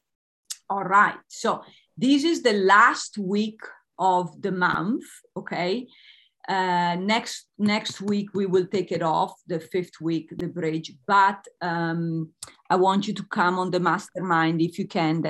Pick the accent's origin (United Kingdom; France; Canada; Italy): Italy; I'm Italian.